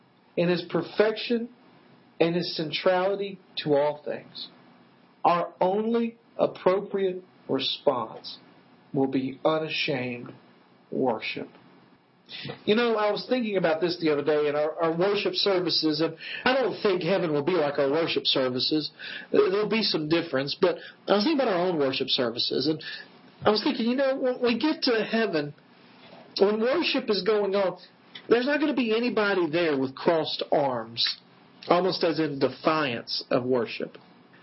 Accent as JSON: {"language": "English", "region": "West Tennessee", "country": "United States", "tie": "born or raised there", "said": "I grew up in West Tennessee, at a place called Wheelfoot Lake."}